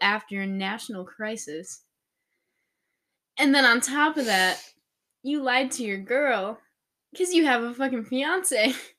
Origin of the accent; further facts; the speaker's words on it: Illinois, United States; I'm from Illinois.